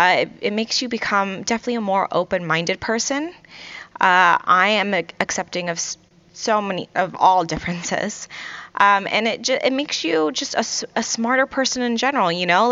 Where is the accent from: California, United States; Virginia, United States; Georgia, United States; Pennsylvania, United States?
Virginia, United States; Virginia Beach; also born or lived in Kuwait; You know, I grew up in Virginia Beach, Virginia, and originally I'm from Kuwait.